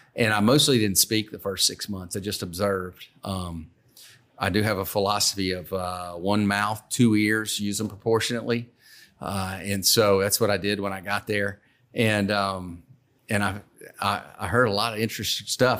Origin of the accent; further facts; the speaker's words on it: Baton Rouge, Louisiana, United States; born and raised in Baton Rouge.